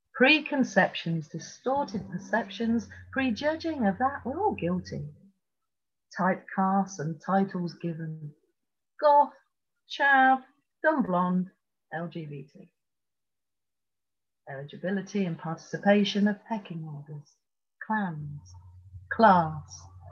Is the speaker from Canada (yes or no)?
no; Tripoli, Tripoli District, Libya; born there; You may not know I was born in Tripoli in Libya.